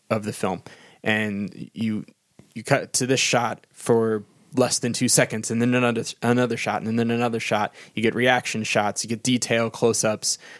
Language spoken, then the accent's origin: English; United States; I'm an American